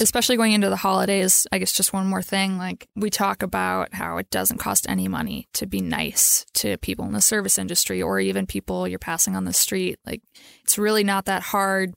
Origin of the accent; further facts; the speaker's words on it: Minnesota, United States; I'm from Minnesota